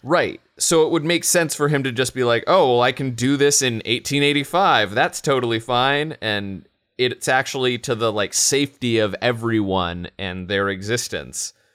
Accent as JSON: {"language": "English", "town": "Los Angeles", "region": "California", "country": "United States", "tie": "born or raised there", "said": "growing up in Los Angeles, as I did"}